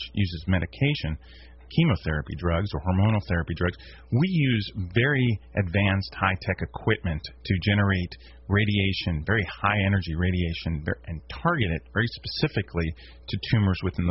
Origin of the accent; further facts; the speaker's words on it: Washington, District of Columbia, United States; moved away as an adult; also born or lived in Maryland; now in Shreveport, United States; I'm primarily from the East Coast.